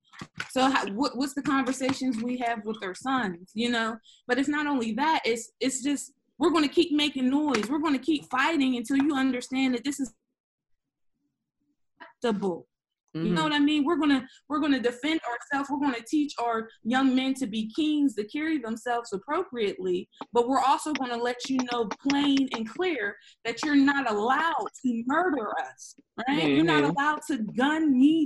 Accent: Pittsburgh, Pennsylvania, United States; I grew up in Homewood and East Hill.

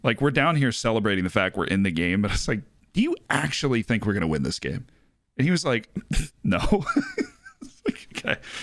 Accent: Tampa, Florida, United States; moved away; I am from Tampa, Florida

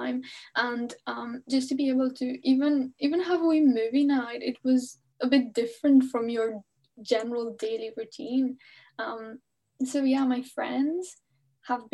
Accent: Romania; now in Belfast, United Kingdom; I'm from Romania

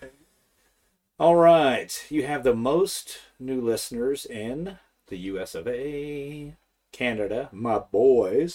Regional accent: Texas, United States; moved away; I'm from Texas

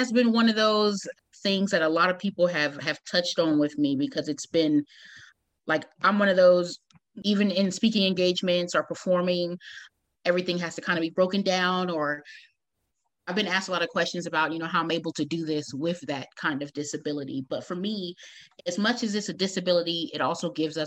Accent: Austin, Texas, United States; moved away as an adult; now in San Antonio, United States; I was born in Austin, Texas

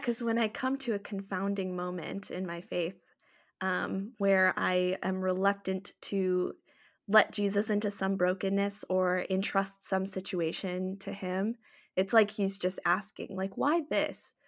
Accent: Minnesota, United States; I was born and raised in Minnesota

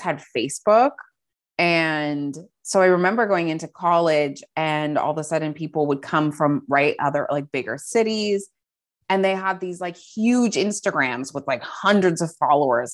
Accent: Montana, United States; moved away as an adult; also born or lived in Maryland; now in San Diego, United States; I grew up primarily in Montana. So, um, from the age of like nine or ten to twenty-one when I moved down here to San Diego

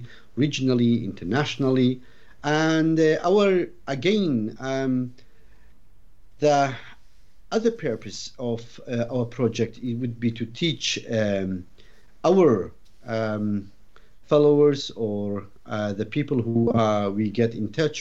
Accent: Iraq; English is a second language; moved away as an adult; now in United Kingdom; I was born and brought up in Iraq

